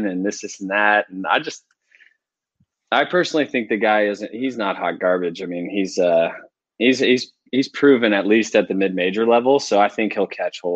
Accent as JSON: {"language": "English", "town": "Spencer", "region": "Ohio", "country": "United States", "said": "I'm from a small town. I'm from Spencer, Ohio. Shout out Spencer, Ohio. We got like 2,000 people"}